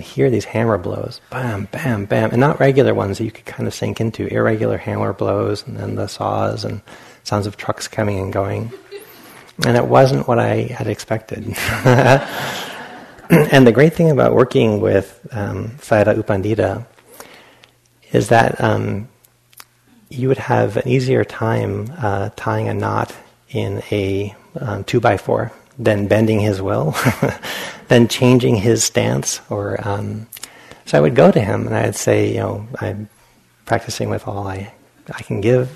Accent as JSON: {"language": "English", "region": "Rhode Island", "country": "United States", "moved": "yes", "said": "I'm from Rhode Island, where it gets cold"}